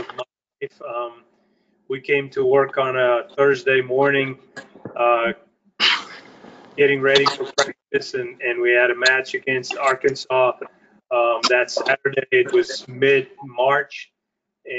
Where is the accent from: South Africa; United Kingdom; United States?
South Africa; moved away as an adult; I was born in South Africa